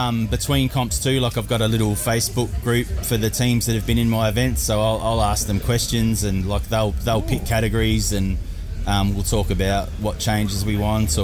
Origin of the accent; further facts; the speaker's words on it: Horsham, Victoria, Australia; my hometown, Horsham